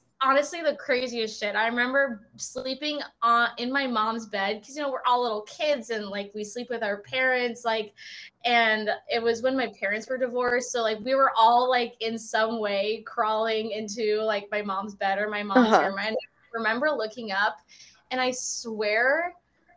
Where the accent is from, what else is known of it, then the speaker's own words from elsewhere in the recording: Orange County, California, United States; I grew up in Orange County.